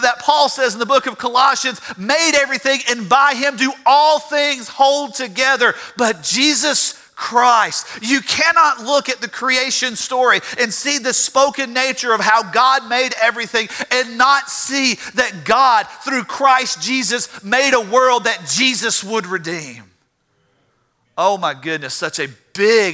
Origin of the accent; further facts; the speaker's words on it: Louisiana, United States; I'm from Louisiana